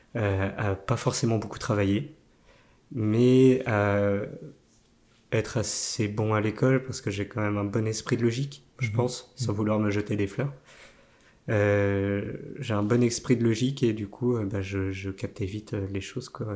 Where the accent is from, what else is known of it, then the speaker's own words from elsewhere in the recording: Nantes, Pays de la Loire, France; also born or lived in La Chapelle-sur-Erdre; je suis né à Nantes et au final, mon père était directeur technique à Alcatel d'Orvaux